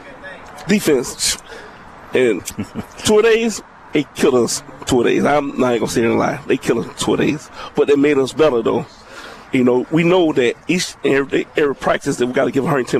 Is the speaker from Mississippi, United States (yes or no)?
yes; Magee, Mississippi, United States; I'm from McGee. I'm from country town